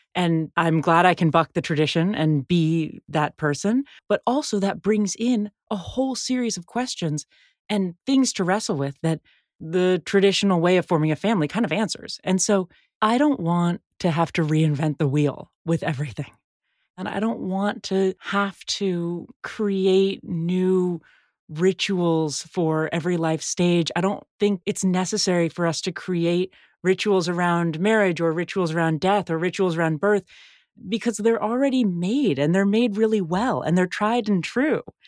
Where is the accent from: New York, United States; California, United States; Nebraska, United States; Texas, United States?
California, United States; San Francisco; I grew up in San Francisco